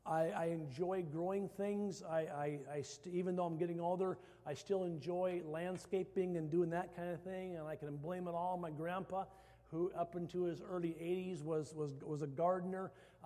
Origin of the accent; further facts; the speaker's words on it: Iowa, United States; I came from Iowa, I love hostas